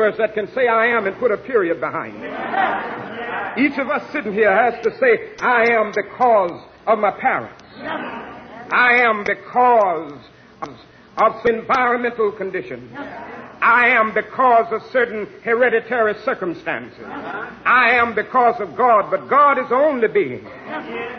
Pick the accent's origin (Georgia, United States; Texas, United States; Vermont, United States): Georgia, United States; Down in my home state of Georgia